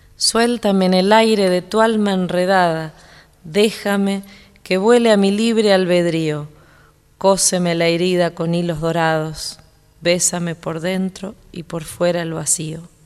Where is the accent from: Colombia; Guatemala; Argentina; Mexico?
Argentina; Zárate, Buenos Aires Province; now in Buenos Aires, Argentina; mi barrio en Zárate